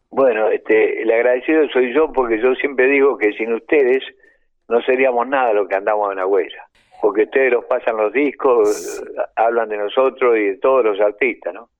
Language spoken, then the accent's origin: Spanish; Bahía Blanca, Buenos Aires Province, Argentina; moved away; also born or lived in Colombia; salí este, de Bahía Blanca con mi hermana Irma del Valle